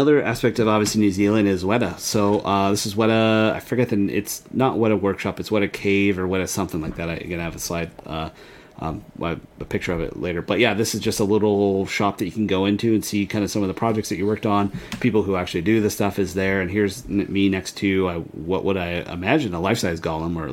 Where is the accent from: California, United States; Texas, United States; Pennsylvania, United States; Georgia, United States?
California, United States; San Diego; we're from San Diego